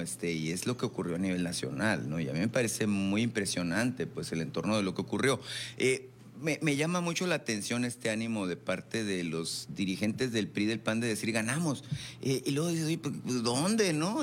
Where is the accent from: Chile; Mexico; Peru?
Mexico; Sonora; todos somos sonorenses